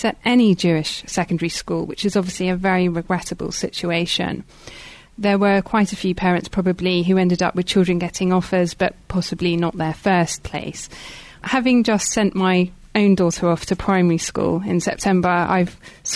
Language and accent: English; London, United Kingdom; When I was growing up in North London